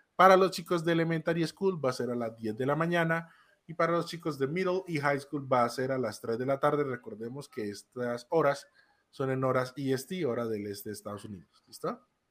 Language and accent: Spanish; Colombia